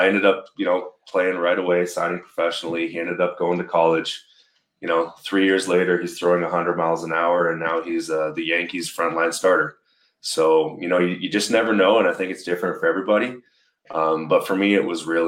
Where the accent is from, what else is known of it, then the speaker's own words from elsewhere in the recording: Victoria, British Columbia, Canada; played in the Golden Baseball League in my hometown, which was really cool. There was a team at the time called the Victoria Seals